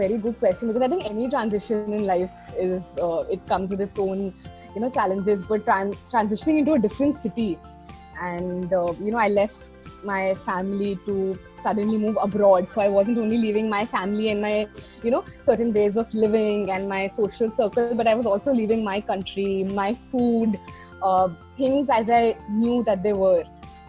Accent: Delhi, India; So Delhi is my hometown, that's where my parents are, in Gurgaon.

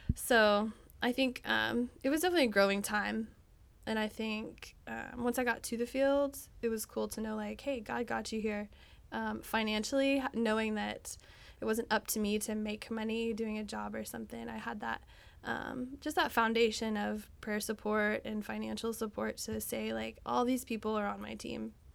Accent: Texas, United States; I'm from Texas.

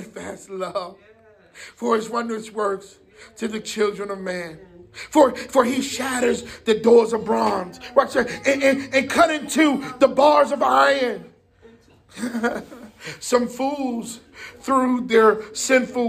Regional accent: Jersey City, New Jersey, United States; moved away; I'm from Jersey City.

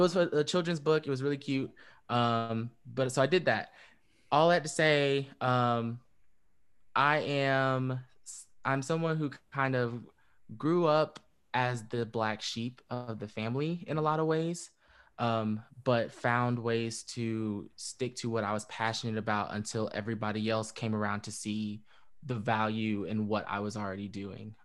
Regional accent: Fayetteville, North Carolina, United States; I was born in Fayetteville and, um, raised in Fayetteville.

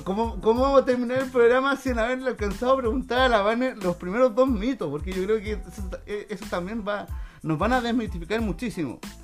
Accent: Chile; nosotros como chilenos

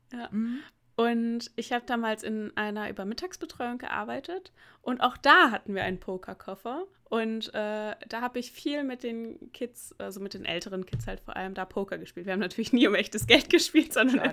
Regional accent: Germany; moved away; weil meine Heimatstadt ja relativ nah an der holländischen Grenze ist

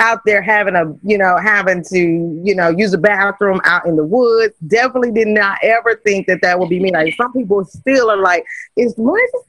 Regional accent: Kansas City, United States; moved away; I'm originally from Kansas City

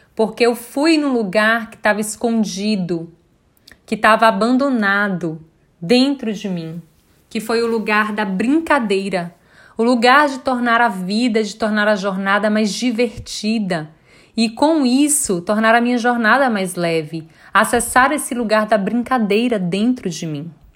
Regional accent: Bom Jesus da Lapa, Bahia, Brazil; now in Salvador, Brazil; Eu sou do interior, né? Eu sou de Bom Jesus da Lapa, moro hoje em Salvador

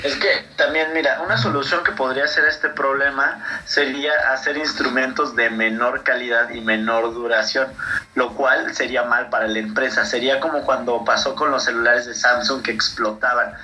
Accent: Mexico; nosotros como latinoamericanos y como mexicanos

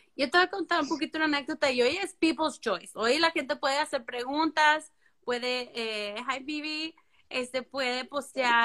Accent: Mexico; moved away as an adult; also born or lived in Puerto Rico; yo soy mexicana

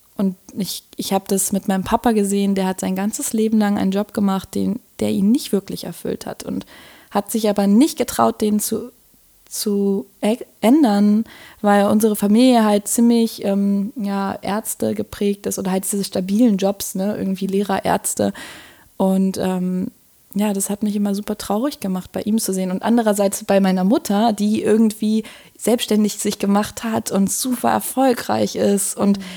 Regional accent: Berlin, Germany; moved away as an adult; now in Netherlands; ich bin Berlinerin

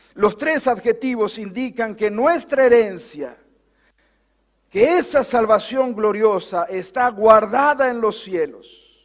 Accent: Bordenave, Buenos Aires Province, Argentina; born or raised there; moved away

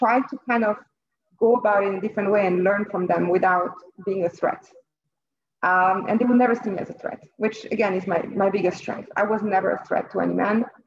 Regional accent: French-speaking Switzerland, Romandy, Switzerland; moved away as an adult; also born or lived in Lausanne / Geneva; now in New York, United States; I was born and raised in Switzerland myself. but in the French part, Lausanne and Geneva. I moved to New York when I was in my early 20s

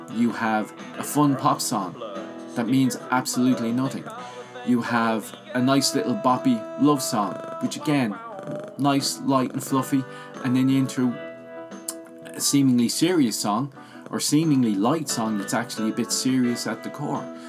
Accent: Ireland; I grew up in Ireland

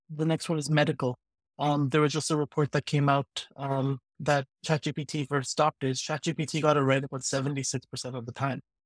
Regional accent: Vancouver, British Columbia, Canada; I'm from Vancouver, Canada

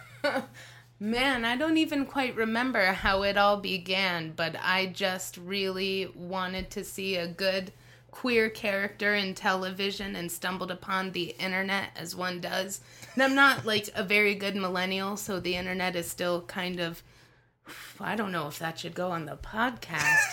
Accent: Las Vegas, Nevada, United States; I was born and raised in Las Vegas

